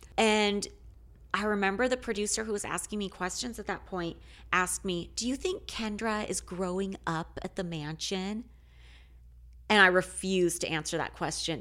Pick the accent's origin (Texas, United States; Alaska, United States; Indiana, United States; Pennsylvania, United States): Alaska, United States; moved away; I'm originally from Alaska